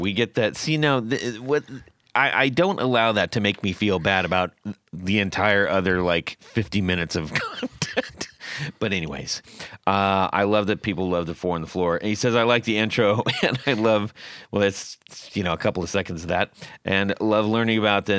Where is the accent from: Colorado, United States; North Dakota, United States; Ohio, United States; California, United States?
Ohio, United States; I grew up in North Central Ohio near Sandusky.